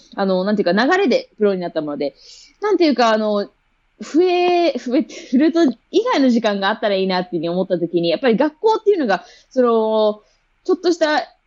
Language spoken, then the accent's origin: Japanese; Tokyo, Japan; moved away as an adult; now in Los Angeles, United States; 生まれも育ちも、えっと、小学校から、えっと、高校までもうずっと、えっと、千代田区で